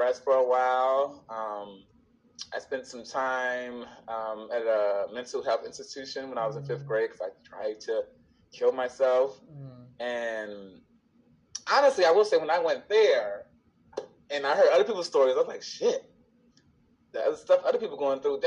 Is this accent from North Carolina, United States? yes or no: no; Chicago, Illinois, United States; I was born and raised in the South Side of Chicago